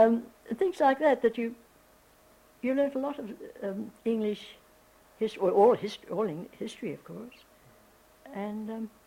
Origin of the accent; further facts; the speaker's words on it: Australia; also born or lived in Singapore; My first passport, even in 1949, was a British passport. I was an Australian citizen, but I had a British passport.